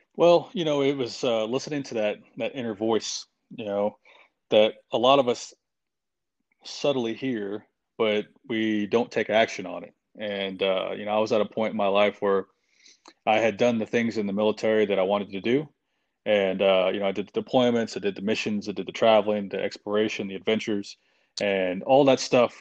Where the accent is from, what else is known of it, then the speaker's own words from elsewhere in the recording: Oklahoma, United States; moved away as an adult; I grew up in a small town in Oklahoma